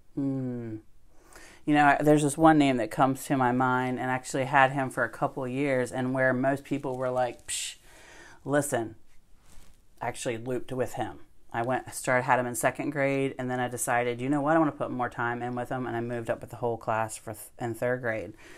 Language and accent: English; West Ocean City, Maryland, United States; I grew up in West Ocean City